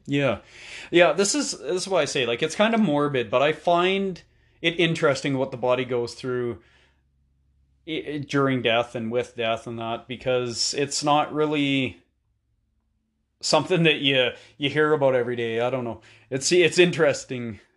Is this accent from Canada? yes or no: yes; Canada; being Canadian